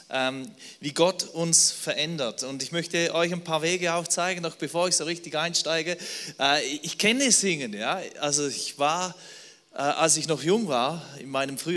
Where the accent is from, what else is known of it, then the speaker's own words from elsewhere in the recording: Switzerland; Also ich bin Schweizer, ich kann auch auf Schweizerdeutsch sprechen, wenn ihr wollt.